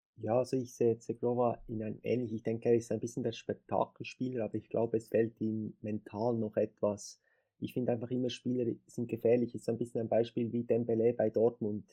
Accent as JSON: {"language": "German", "country": "Switzerland", "said": "ich komme aus der Schweiz"}